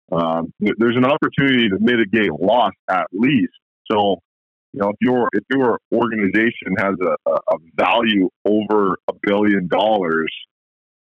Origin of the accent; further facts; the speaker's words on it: Canada; being a Canadian